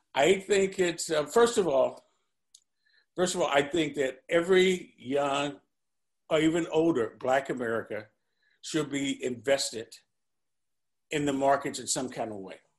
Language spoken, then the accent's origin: English; St. Louis, Missouri, United States; I was born and raised in St. Louis